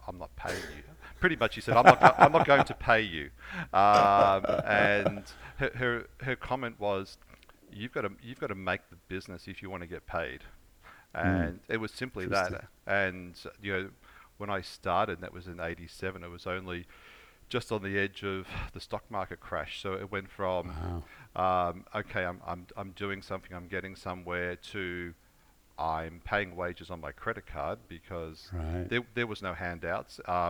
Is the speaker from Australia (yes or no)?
yes; Melbourne, Victoria, Australia; I was born and grew up in Melbourne.